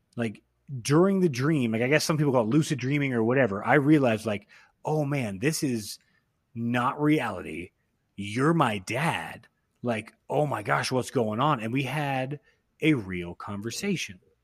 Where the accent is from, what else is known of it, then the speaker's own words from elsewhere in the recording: Austin, Texas, United States; our accents are fucked up because we grew up in Austin, which isn't even super Texas, but then still surrounded by Texas.